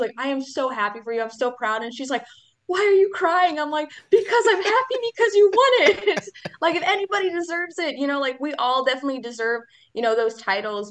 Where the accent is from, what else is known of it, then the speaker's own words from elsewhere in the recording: Leona, Wisconsin, United States; I am from a little town called Leona from Wisconsin.